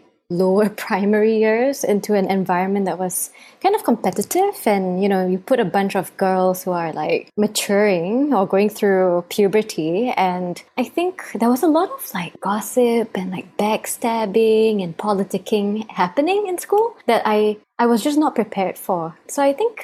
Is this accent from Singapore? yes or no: yes; Singapore; I was born and raised in Singapore